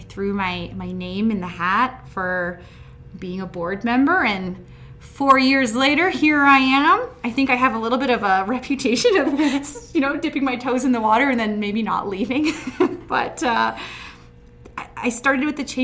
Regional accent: Hinton, Alberta, Canada; I'm born and raised in Hinton. I grew up on an acreage just outside of town

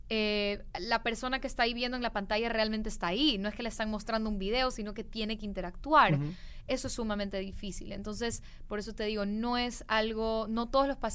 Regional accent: Guayaquil, Guayas, Ecuador; Sí, soy de Guayaquil, Ecuador.

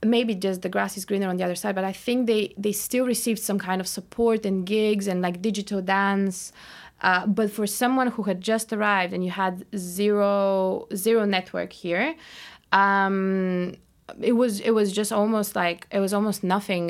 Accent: Bulgaria; moved away as an adult; also born or lived in Cairo, Egypt; now in London, United Kingdom; when we were growing up in Bulgaria

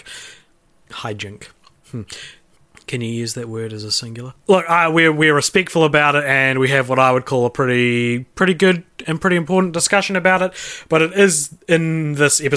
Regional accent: Christchurch, Canterbury, New Zealand; moved away; I'm moving back to my hometown of Christchurch

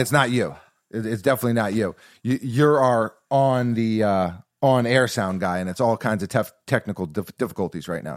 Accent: New York City, New York, United States; growing up in New York City

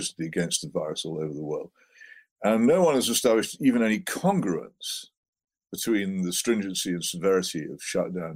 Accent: Oxford, South East England, United Kingdom; Oxford, my hometown

